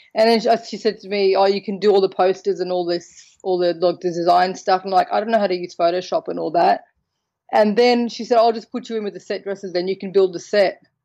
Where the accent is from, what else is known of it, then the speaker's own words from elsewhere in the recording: Australia; now in Malta; I'm from Australia. So born in Australia with Maltese heritage. Now I live in Malta